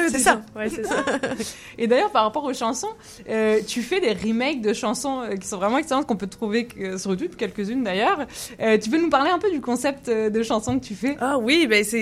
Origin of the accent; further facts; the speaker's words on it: Quebec, Canada; accent: Québécois; je viens du Canada.